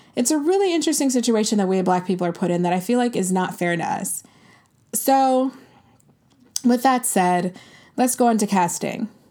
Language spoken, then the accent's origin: English; United States